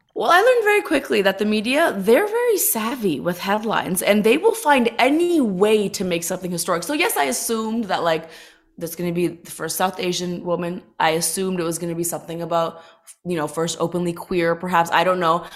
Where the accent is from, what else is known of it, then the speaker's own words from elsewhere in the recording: Toronto, Ontario, Canada; moved away as an adult; also born or lived in Los Angeles; growing up in Toronto, being an, an Indian girl